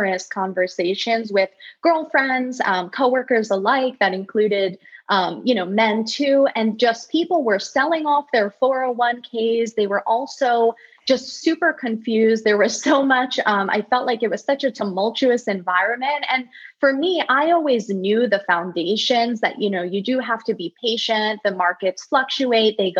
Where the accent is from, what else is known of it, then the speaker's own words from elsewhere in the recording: United States; growing up in the States